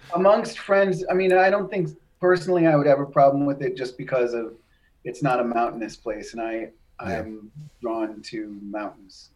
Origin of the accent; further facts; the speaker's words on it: New Hampshire, United States; when I was growing up in New Hampshire